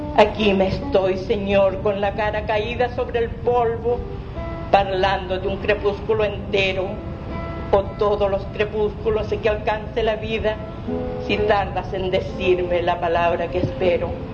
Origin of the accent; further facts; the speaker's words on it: Mexico; moved away; Yo soy mexicana.